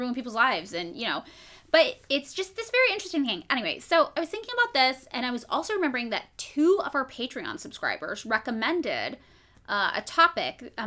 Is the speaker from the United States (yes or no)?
yes; Fresno, California, United States; the town I grew up in Fresno